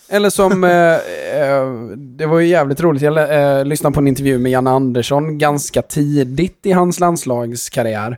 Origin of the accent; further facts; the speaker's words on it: Sweden; vi som är svenskar